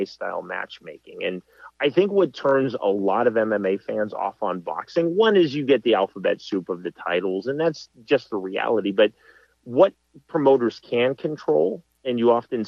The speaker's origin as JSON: {"language": "English", "region": "Kansas", "country": "United States", "said": "I'm from Kansas"}